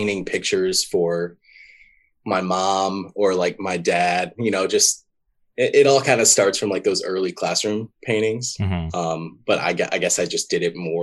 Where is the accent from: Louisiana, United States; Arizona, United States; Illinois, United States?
Louisiana, United States; Shreveport; I grew up in Shreveport, Louisiana.